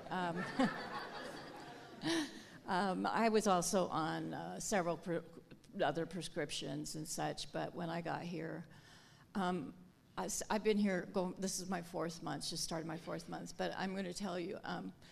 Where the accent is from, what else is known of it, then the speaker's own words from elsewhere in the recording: Longview, Washington, United States; I'm from Longview, Washington.